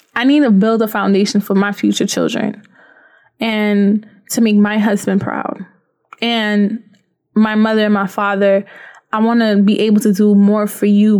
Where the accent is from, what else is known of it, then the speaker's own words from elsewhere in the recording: Haiti; moved away; also born or lived in Florida; I come from Haiti.